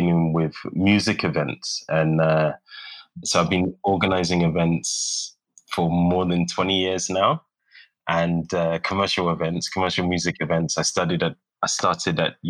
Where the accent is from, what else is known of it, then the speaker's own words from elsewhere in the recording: London, United Kingdom; moved away as an adult; also born or lived in Geneva, Switzerland; now in Accra, Ghana; I'm from Islington. So that's like North London. And I grew up very close to the Arsenal Stadium